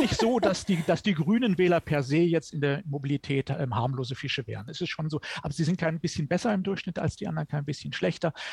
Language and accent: German; Germany; bei uns in Deutschland